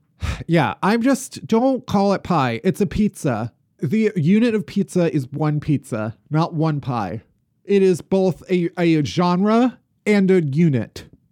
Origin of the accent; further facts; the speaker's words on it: Chicago, Illinois, United States; And maybe it's because we're from Chicago, the suburbs.